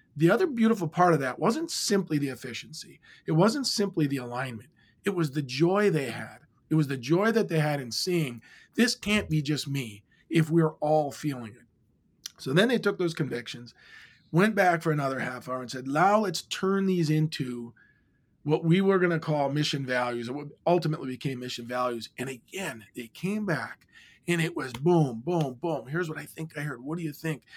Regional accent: Iron Mountain, Michigan, United States; moved away; growing up in my hometown, which I've since moved back to in Iron Mountain, Michigan

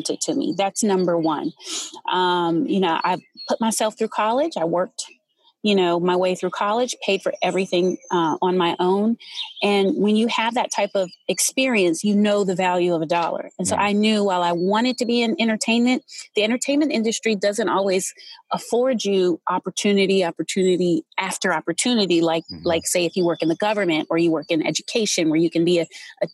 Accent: Los Angeles, California, United States; moved away as an adult; now in Washington, D.C., United States; I was born and raised in Los Angeles, California

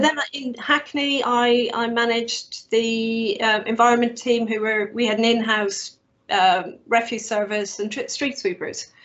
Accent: Ireland; now in United Kingdom; it's been harder being Irish

